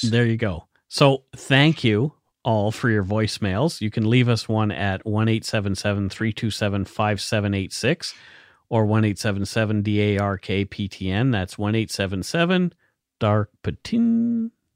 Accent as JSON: {"language": "English", "area": "near Italy Cross", "region": "Nova Scotia", "country": "Canada", "tie": "born or raised there", "said": "that is very close to where I grew up."}